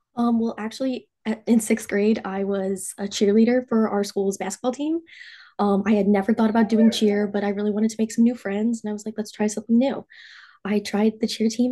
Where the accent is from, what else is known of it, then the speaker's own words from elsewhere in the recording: Cherry Hill, New Jersey, United States; I'm from Cherry Hill, New Jersey